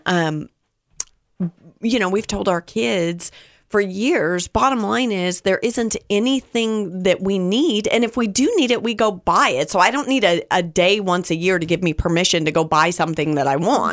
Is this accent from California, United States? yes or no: yes; Southern California, United States; I preface this from, from Southern California